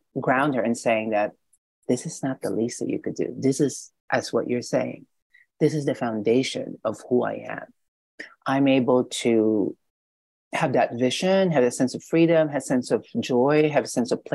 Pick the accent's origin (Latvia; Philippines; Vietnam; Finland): Philippines; now in United States; because I was born and raised in the Philippines, half of my life in the Philippines, half here